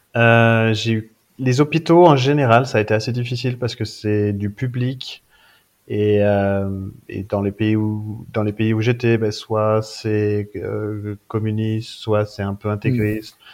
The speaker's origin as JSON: {"language": "French", "town": "Briançon", "region": "Provence-Alpes-Côte d'Azur", "country": "France", "tie": "born or raised there", "also_born_or_lived": "Louvain-la-Neuve, Belgium", "said": "je suis euh, briançonnais, je viens de Briançon dans les, euh, dans les Hautes-Alpes. Donc euh, petite, petite ville près des stations de ski, j'ai grandi là-bas"}